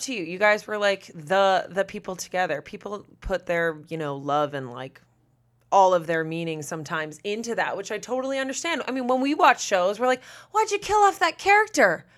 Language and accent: English; Massachusetts, United States; moved away; I'm from Massachusetts